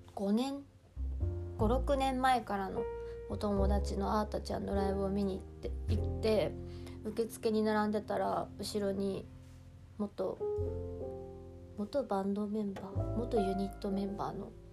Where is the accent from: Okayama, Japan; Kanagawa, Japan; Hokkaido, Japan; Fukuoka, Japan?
Hokkaido, Japan; now in Tokyo, Japan; 私は北海道出身